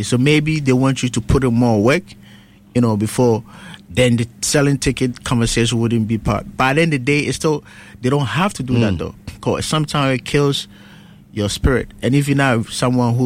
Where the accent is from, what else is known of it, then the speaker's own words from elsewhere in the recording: Ghana; also born or lived in Kumasi; now in New York City, United States; I was born in Ghana.